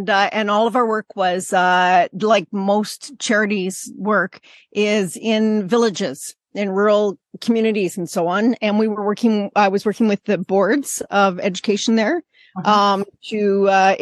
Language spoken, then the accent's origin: English; Canada; moved away as an adult; also born or lived in Bangladesh; as a Canadian